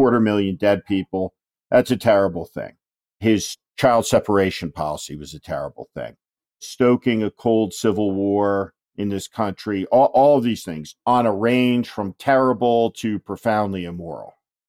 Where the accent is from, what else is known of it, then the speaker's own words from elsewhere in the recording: New Jersey, United States; strategist who helped Governor Chris Christie win in the notoriously Democratic state of New Jersey, my home state also.